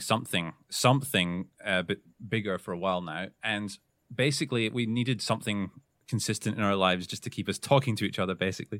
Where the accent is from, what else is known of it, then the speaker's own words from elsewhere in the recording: Scotland, United Kingdom; now in Australia; people call me … because I'm from Scotland.